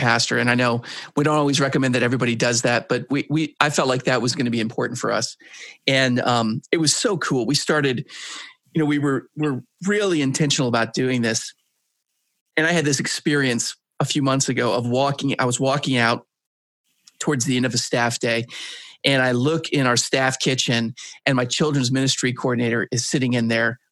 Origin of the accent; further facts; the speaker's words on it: Grand Rapids, Michigan, United States; my hometown, Grand Rapids, Michigan